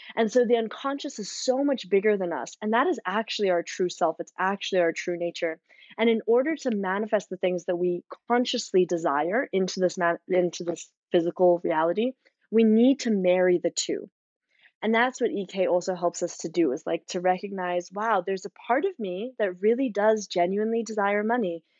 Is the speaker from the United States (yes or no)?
no; South Africa; growing up in South Africa